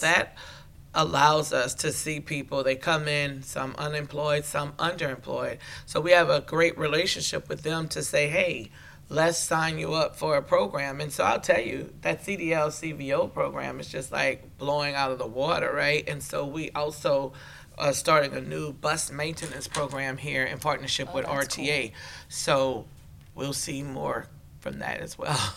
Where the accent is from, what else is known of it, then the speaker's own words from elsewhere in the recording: Terrebonne Parish, Louisiana, United States; I'm from Terrebonne Parish